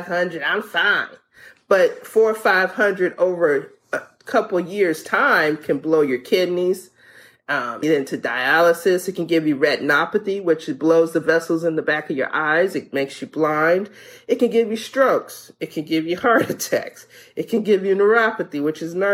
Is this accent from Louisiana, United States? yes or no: yes; Louisiana, United States; moved away; I'm from Louisiana